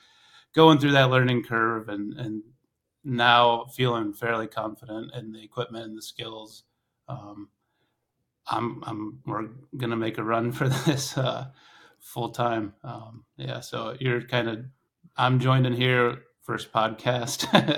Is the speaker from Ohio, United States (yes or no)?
yes; Ohio, United States; moved away as an adult; also born or lived in Alaska; So I grew up in Northeast Ohio.